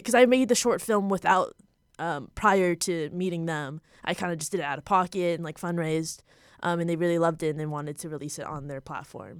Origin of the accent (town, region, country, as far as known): Ottawa, Ontario, Canada; born or raised there; moved away as an adult; now in Los Angeles, United States